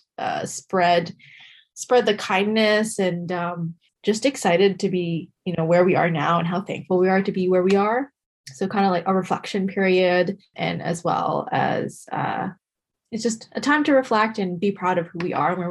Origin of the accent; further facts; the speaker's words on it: Canada; we were born in Canada